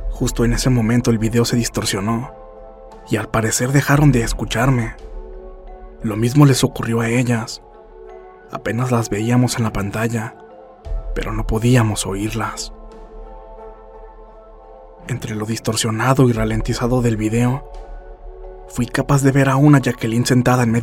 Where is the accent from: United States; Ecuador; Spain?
United States; Fresno, California; Soy de Fresno, California.